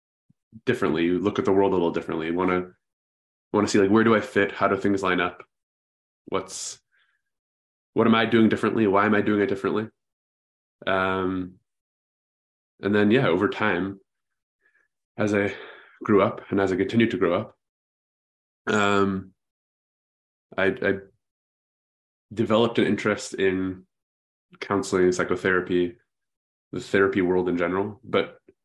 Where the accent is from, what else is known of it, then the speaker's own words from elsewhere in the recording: Vancouver, British Columbia, Canada; now in Ontario, Canada; I was born and raised in Vancouver, Canada, which is on the opposite end of the country.